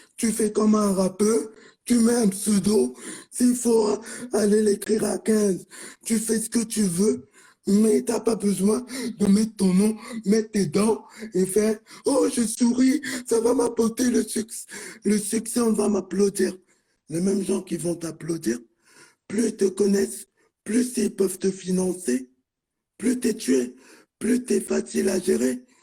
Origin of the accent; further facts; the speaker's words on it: France; je suis né ici en France